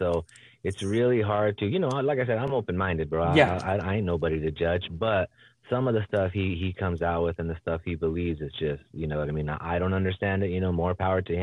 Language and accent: English; South Gate, California, United States; also born or lived in Huntington Park, California / Lynwood, California / Norwalk, California / Downey, California; I grew up in largely in Southgate, bro. Southgate, California.